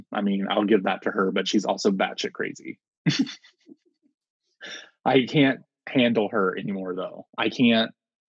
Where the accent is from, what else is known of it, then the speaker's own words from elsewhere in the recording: United States; I'm American.